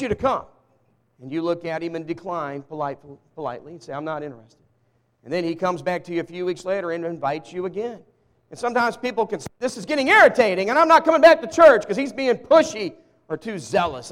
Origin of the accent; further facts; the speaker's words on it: Walnut Ridge, Arkansas, United States; I was born in Walnut Ridge, Arkansas. Raised in the South